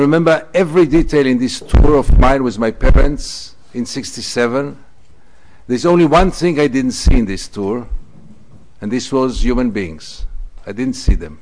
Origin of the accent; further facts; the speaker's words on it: Tel Aviv, Tel Aviv District, Israel; I was born in Tel Aviv. I was brought up as a good boy Tel Aviv, a typical product of the Israeli education system